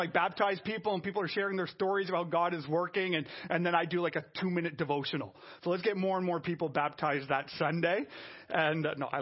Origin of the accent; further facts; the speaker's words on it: Canada; I'm French Canadian.